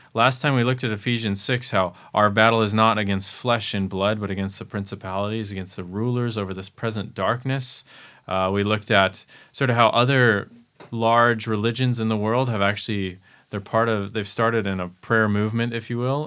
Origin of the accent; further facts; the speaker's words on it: Arizona, United States; I come from the Grand Canyon